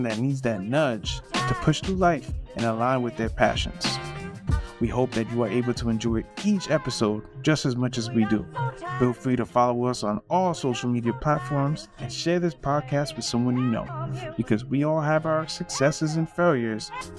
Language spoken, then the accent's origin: English; Linden, New Jersey, United States; growing up in the Linden Elizabeth area